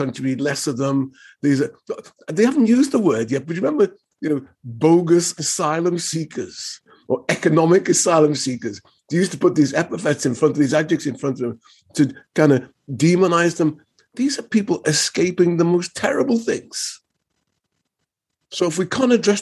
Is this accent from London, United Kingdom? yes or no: no; Liverpool, North West England, United Kingdom; moved away; I'm from Liverpool